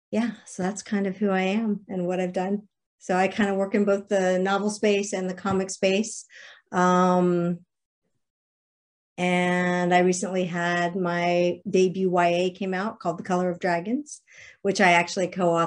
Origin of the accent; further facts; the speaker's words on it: Alexandria, Virginia, United States; moved away as an adult; also born or lived in Nashville, Tennessee; I grew up in Alexandria, Virginia, spent a lot of time in Massachusetts